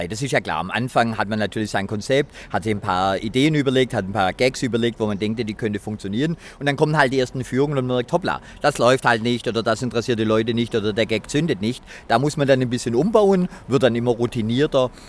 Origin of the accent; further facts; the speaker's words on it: Baden-Württemberg, Germany; Ich bin ja in der Nähe von Esslingen groß geworden. Esslingen, schöne Stadt, aber halt natürlich Industriestadt, so wie viel in Baden-Württemberg.